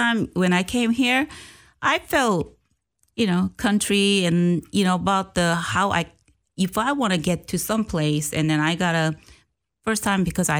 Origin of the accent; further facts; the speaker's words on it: Seoul, South Korea; moved away as an adult; now in Clarksville, United States; I grew up Seoul in South Korea.